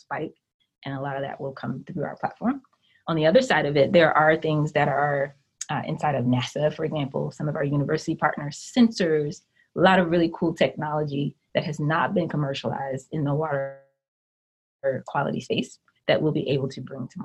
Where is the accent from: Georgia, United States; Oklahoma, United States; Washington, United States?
Georgia, United States; Atlanta; I was born and raised here in Atlanta